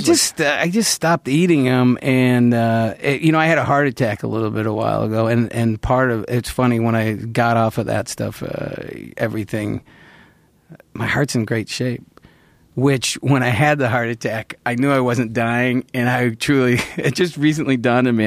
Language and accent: English; Central New York, United States; moved away; growing up in Central New York